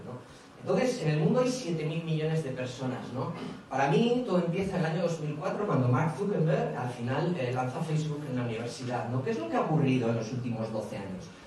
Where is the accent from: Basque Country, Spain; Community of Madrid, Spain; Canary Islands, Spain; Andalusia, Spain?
Basque Country, Spain; Bilbao; soy de Bilbao, los de Bilbao siempre hacemos cosas grandes